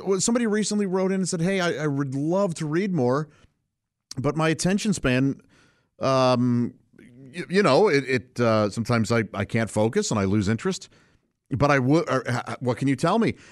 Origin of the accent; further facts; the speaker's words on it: St. Louis, Missouri, United States; I grew up in Saint Louis, Missouri, uh, with my parents and three brothers